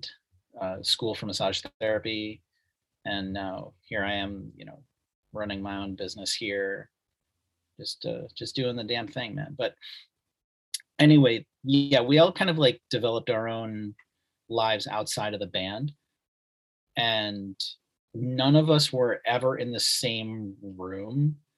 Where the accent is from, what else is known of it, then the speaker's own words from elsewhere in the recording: Mechanicville, New York, United States; also born or lived in Albany, United States / Brooklyn, United States / Philadelphia, United States; Yeah, I'm from Mechanicville, once visited by Steve Carell. I lived in Albany. I lived in Brooklyn, worked on Manhattan for a while, lived in Philly, lived on the main line in PA, Norristown, Audubon, et cetera.